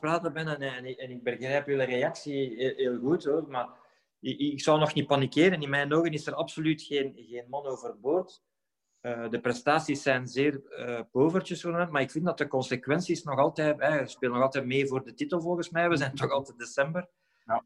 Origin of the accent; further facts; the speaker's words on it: Halle, Flanders, Belgium; in het eerste elftal van het plaatselijke SK Halle te spelen, hier hè, in mijn geboortestad